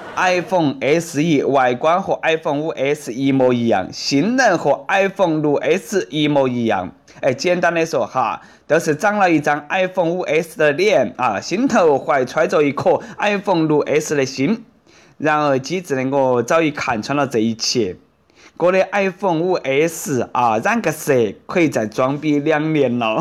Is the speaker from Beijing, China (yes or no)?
no; Sichuan, China; accent: Sichuanese Mandarin (Chuanpu); 我们四川人肯定记得到他的名字噻